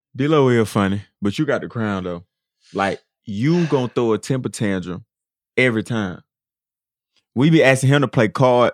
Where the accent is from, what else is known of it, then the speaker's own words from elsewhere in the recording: Atlanta, Georgia, United States; moved away as an adult; now in Minnesota, United States; growing up in Atlanta, I didn't, it didn't really snow like that.